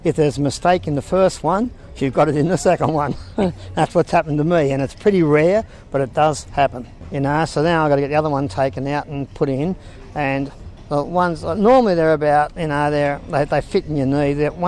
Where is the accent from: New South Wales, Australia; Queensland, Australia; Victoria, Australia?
New South Wales, Australia; Sydney; now in Ballina, Australia; Yes, I've been here since 86. I come from Sydney